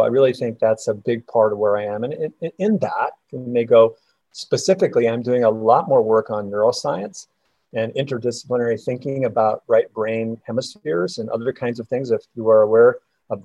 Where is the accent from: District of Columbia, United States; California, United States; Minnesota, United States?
Minnesota, United States; rural; moved away as an adult; also born or lived in North Dakota / Dallas, Texas; now in Kansas City, United States; I grew up in Minnesota, rural Minnesota, so I'm a northerner.